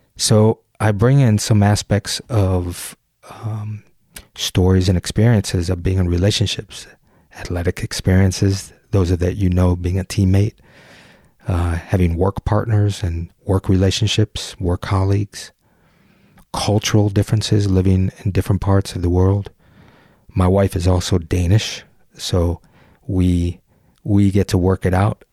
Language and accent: English; just outside of Detroit, Michigan, United States; I grew up just outside of Detroit, about a mile from the city limits. I grew up on Nine Mile